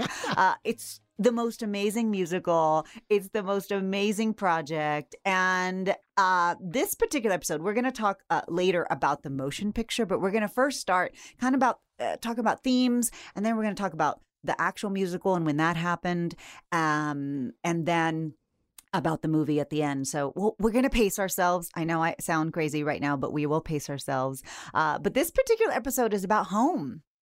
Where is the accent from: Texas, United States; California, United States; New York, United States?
Texas, United States; I grew up in Texas